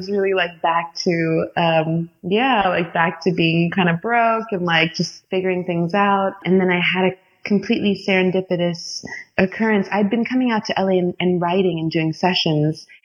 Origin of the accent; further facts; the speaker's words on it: Nigeria; born there; also born or lived in Florida; I was born in Nigeria and I'm Indian, and then we lived in Florida